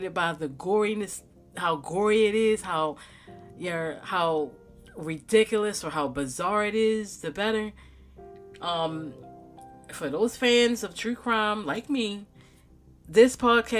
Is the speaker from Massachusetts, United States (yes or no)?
no; Baltimore, Maryland, United States; the city of Baltimore, where I grew up